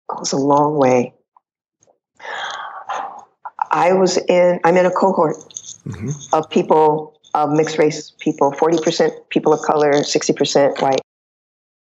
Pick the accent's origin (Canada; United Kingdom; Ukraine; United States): United States; California; I'm American. I'm from California